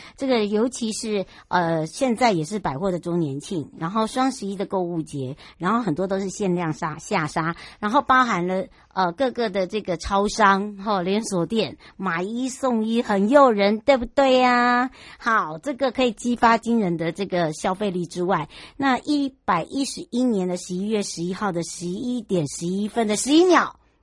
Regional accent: Taiwan; 我的故乡，就是芝罗部落

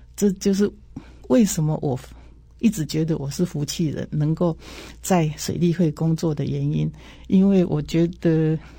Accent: Xizhou, Changhua County, Taiwan; 其实我是一九五七年，就是四十六年生的哈。那我是，我是在那个彰化县的西周乡，当时我小时候，我阿公的年代，我们家是开那个碾米工厂，啊，也是政府指定的这个公粮委托仓库

